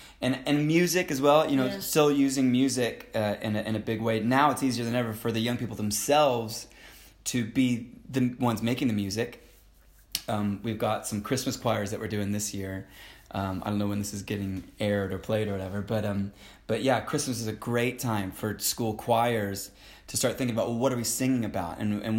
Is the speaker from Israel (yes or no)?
yes; Jerusalem, Jerusalem District, Israel; moved away as an adult; also born or lived in Florida, United States; No, I was born in Florida. Grew up in Jerusalem, in Israel, from the age of 12 to 19. Went to Bible College in California